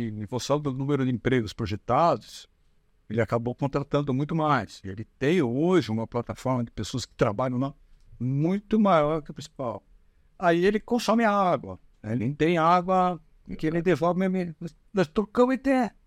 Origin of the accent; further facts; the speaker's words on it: Brazil; como brasileiros